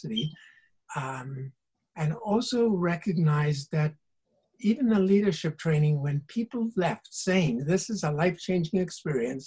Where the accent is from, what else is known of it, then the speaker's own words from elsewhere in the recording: South Africa; moved away as an adult; now in Canada; I grew up in South Africa